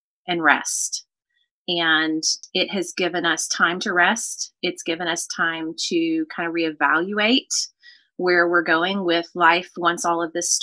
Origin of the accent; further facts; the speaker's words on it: Nashville, Tennessee, United States; accent: Southern; moved away as an adult; now in Pensacola, United States; I grew up in Nashville, lived in the same house for the first 16 years of my life.